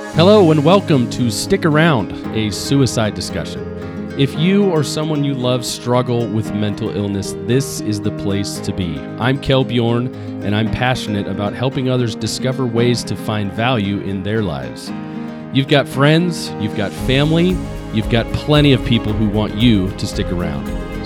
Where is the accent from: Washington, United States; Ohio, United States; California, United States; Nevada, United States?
Washington, United States; Seattle; I'm from Seattle